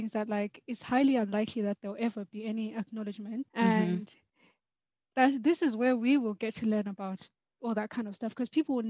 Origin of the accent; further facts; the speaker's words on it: Zimbabwe; now in United Kingdom; Even for me, I grew up in Zim as well.